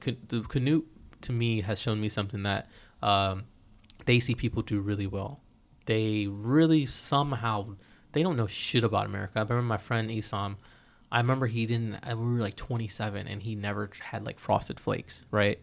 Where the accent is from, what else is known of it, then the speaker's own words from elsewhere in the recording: United States; as an American